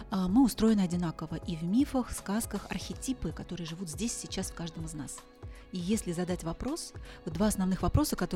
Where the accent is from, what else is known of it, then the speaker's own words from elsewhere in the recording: Zambia; В Замбии, да.